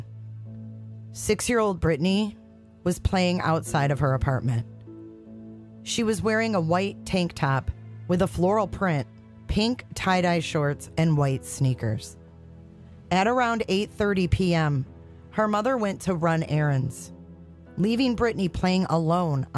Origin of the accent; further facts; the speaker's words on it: Michigan, United States; my home state of Michigan